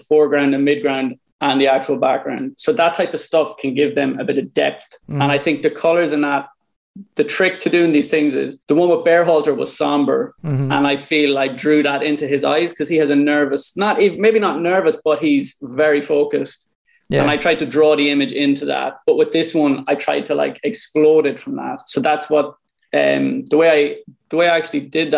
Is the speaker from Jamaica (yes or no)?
no; Ireland; also born or lived in New York; I was born in Ireland in 1987.